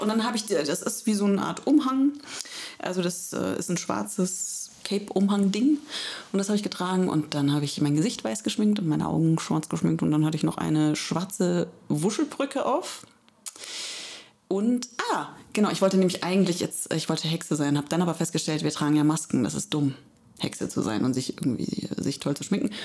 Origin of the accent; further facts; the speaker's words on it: Electoral Palatinate, Kurpfalz, Germany; now in Heidelberg, Germany; ich komme aus der Kurpfalz